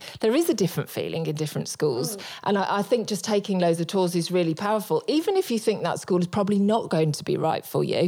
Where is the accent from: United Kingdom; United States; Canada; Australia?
United Kingdom; moved away; myself as a Brit